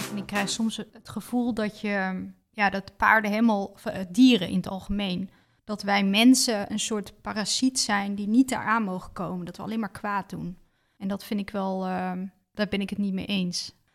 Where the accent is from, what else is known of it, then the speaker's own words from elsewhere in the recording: Netherlands; ik uit Nederland kwam